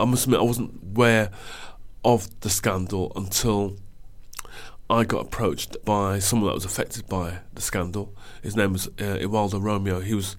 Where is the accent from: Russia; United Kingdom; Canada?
United Kingdom; Wolverhampton, West Midlands; now in London, United Kingdom; because of my childhood and growing up in Wolverhampton